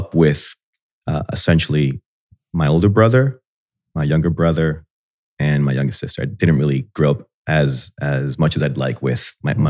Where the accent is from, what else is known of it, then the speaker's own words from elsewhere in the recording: Miami Beach, Florida, United States; born there; So I was born in Miami Beach, Florida, I guess before it was cool, right?